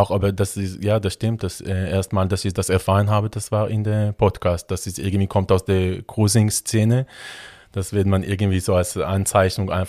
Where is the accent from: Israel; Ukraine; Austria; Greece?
Israel; now in Germany; Ja, also ich bin ähm, in Israel ähm, aufgewachsen. Ähm, in der Nähe von Tel Aviv.